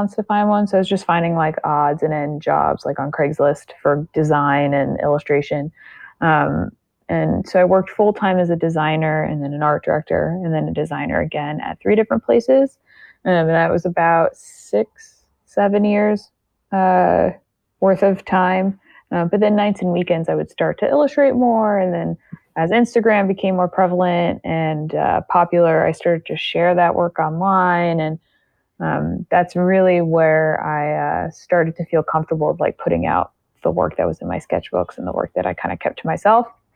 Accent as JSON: {"language": "English", "country": "United States", "said": "specifically in America, because I'm American"}